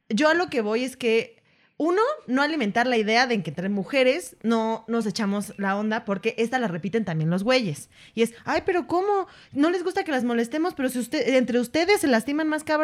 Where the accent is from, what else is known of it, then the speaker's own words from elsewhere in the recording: Atizapán de Zaragoza, State of Mexico, Mexico; yo soy una presencia de Atizapán de Zaragoza, Estado de México, güey.